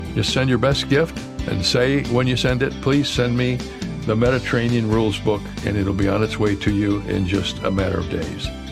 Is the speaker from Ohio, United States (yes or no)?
yes; Cedarville, Ohio, United States; the college where I grew up in Cedarville, Ohio